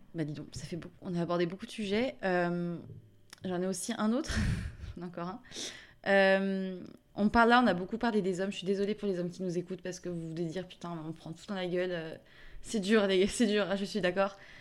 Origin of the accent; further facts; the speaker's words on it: south of France, France; now in Paris, France; je viens du sud de la France